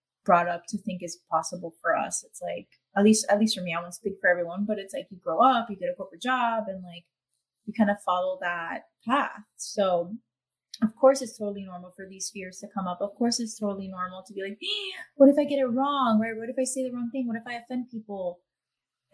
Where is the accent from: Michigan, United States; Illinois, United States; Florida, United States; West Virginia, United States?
Florida, United States; Miami; accent: Miami; I had to like tone down my accent, I guess, for a while, because I thought that, no, this is Miami accent